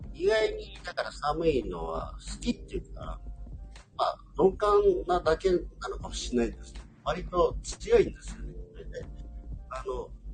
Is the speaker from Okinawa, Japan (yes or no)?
yes; Okinawa, Japan; 僕ら沖縄の人間って結構あのスコールみたいな熱帯の雨慣れてんですけど、